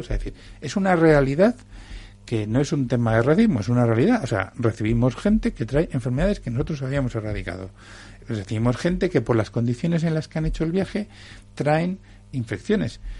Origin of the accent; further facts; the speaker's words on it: Canary Islands, Spain; now in Madrid, Spain; yo tengo la la doble condición de ser eh, madrileño, que venimos de cualquier lado, y encima soy canario